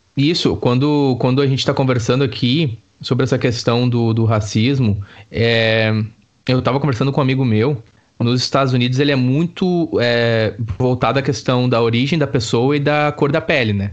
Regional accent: Brazil; moved away as an adult; now in Dublin, Ireland; eu sou do Brasil

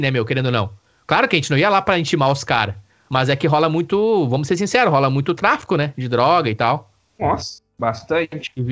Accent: Araricá, Rio Grande do Sul, Brazil; also born or lived in Sapiranga; Eu nasci em Sapiranga, né?

